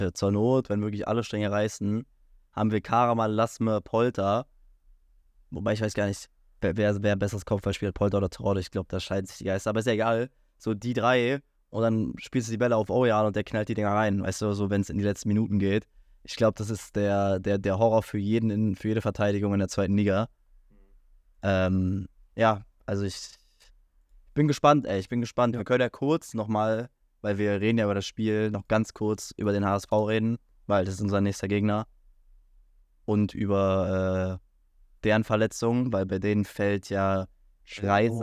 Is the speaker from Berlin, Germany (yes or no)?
yes; Berlin, Germany; ich als äh, Berliner, ich war ja so oft im Stadion